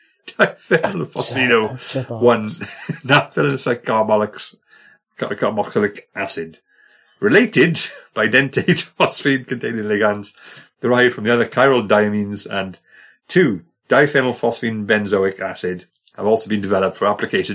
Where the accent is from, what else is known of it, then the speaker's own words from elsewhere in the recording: Wales, United Kingdom; I say that as a Welshman.